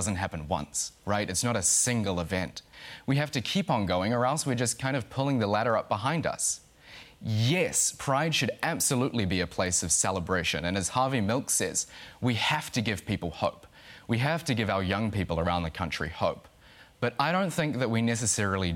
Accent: Auckland, New Zealand; I grew up in West Auckland

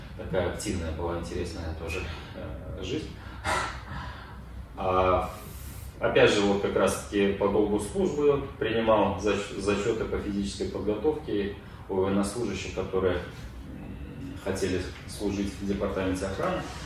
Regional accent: Mogilev, Mogilev Region, Belarus; also born or lived in Seversk, Tomsk Oblast, Russia; Переехал, 6 лет мне было. Переехали в Могилев.

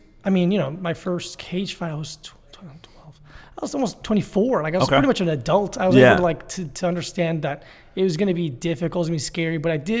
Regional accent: Florida, United States; Broward County, like Fort Lauderdale, Miami area.

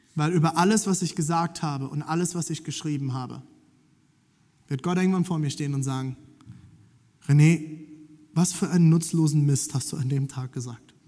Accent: Germany; Ich bin Deutscher

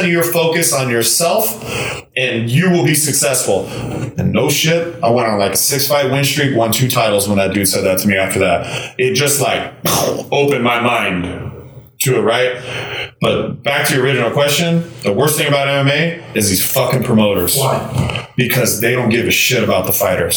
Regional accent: LA, Orange County area, Southern California, United States; moved away; also born or lived in Iowa; I'm from Southern California in the LA, Orange County area.

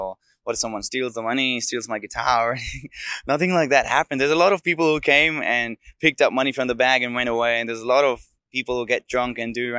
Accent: Delhi, India; moved away as an adult; now in Melbourne, Australia; I'm from India, from Delhi. And I'm now based out of Melbourne in South Bank

